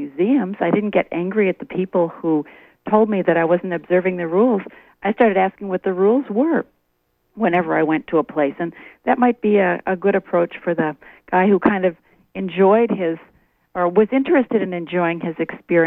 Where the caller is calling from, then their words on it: Hancock, Maine, United States; I'm calling from Hancock